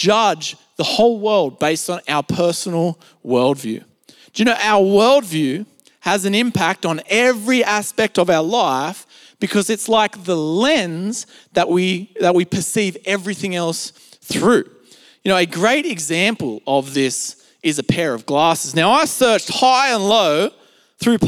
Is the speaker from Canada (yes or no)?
no; Australia; accent: Australian; I grew up in Australia and spent pretty much all my life in Australia besides a few short trips here and there overseas. And, you know, as you would expect, I have what you would call an Australian accent or an Aussie accent.